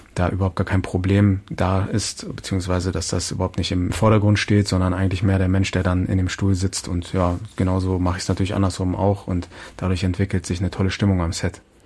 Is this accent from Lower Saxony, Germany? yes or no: yes; Hildesheim, Lower Saxony, Germany; aus der Nähe meiner Heimatstadt Hildesheim